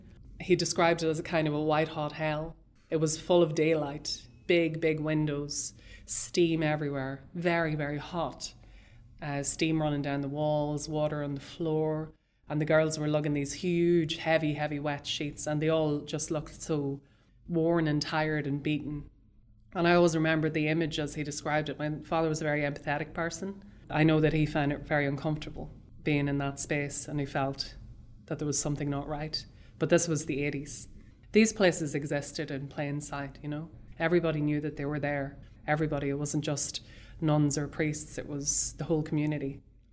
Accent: Dundalk, County Louth, Ireland; One of the places he delivered bread to was a convent in the town that I grew up in Dundalk.

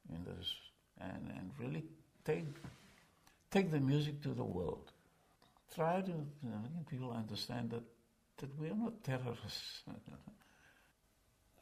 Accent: Cape Town, Western Cape, South Africa; moved away as an adult; also born or lived in New York; I'm from South Africa

